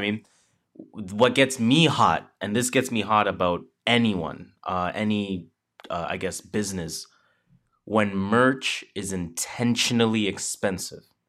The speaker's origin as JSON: {"language": "English", "country": "Canada", "said": "we are Canadian"}